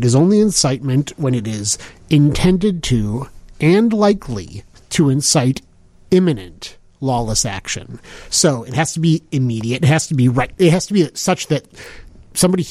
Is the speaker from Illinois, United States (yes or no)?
yes; Skokie, Illinois, United States; Growing up in Skokie